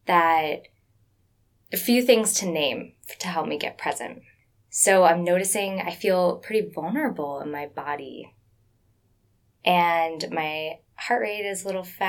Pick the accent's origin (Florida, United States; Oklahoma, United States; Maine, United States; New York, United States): Florida, United States; South; growing up in South Florida